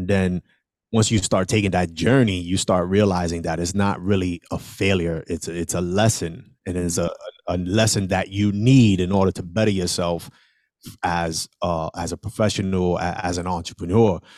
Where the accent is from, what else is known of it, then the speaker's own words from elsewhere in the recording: New York City, New York, United States; I am originally from the South Bronx. I was born and raised on a one hundred fifty-sixth Street